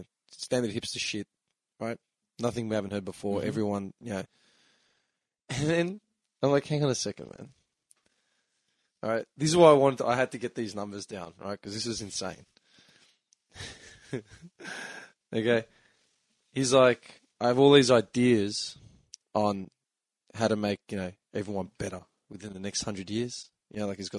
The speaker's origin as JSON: {"language": "English", "town": "Melbourne", "region": "Victoria", "country": "Australia", "said": "We are three fuckwits from Melbourne"}